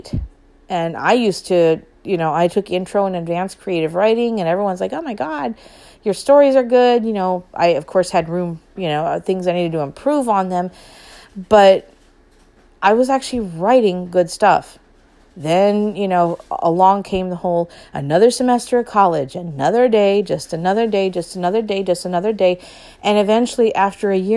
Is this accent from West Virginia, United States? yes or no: no; Long Beach, California, United States; moved away as an adult; I was born in Long Beach